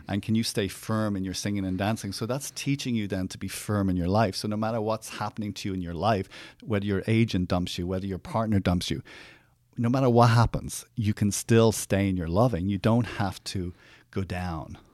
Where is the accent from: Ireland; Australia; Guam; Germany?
Ireland; Growing up, I grew up in Ireland